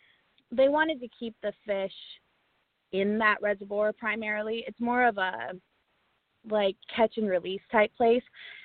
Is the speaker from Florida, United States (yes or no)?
no; Colorado Rocky Mountains, United States; moved away as an adult; now in Iowa, United States; So I lived in Colorado. I grew up in the Colorado Rocky Mountains. It was amazing.